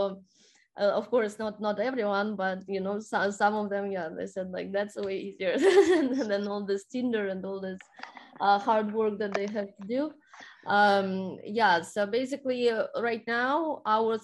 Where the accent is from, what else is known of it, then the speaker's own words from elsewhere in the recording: Saint Petersburg, Russia; moved away as an adult; now in United States; I'm originally from St. Petersburg, Russia. I haven't been there for 5 years